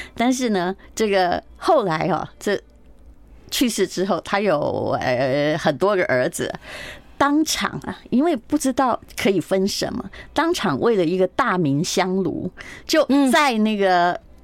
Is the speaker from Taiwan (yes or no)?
yes; Taiwan; now in Taipei, Taiwan; 我在乡下长大